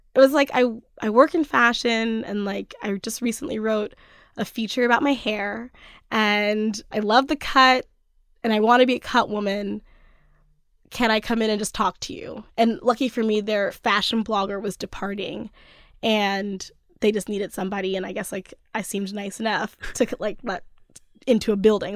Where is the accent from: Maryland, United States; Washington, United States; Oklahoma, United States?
Maryland, United States; Cockeysville; moved away as an adult; also born or lived in Oakland; now in Brooklyn, United States; I'm from Cockeysville, which is a suburb of Baltimore